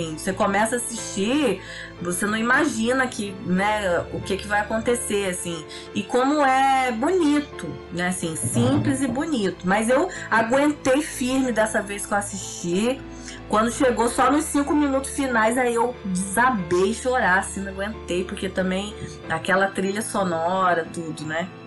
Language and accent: Portuguese; Brazil; Eu acho que a gente, como brasileiro, não tinha autoestima no cinema